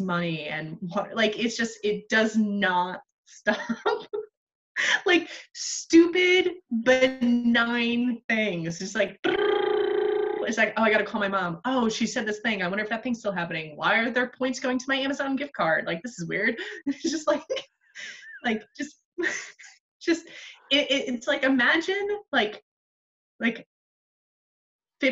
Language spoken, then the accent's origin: English; New England, United States; moved away; also born or lived in New York; I grew up in New England.